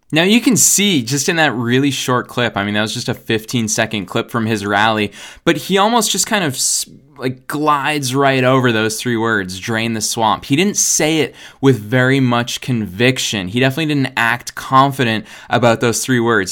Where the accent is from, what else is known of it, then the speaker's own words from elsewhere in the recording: United States; being an American living here in the United States